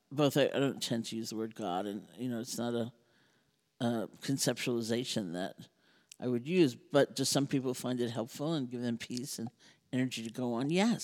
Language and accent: English; New York, United States; I'm a New Yorker. You know?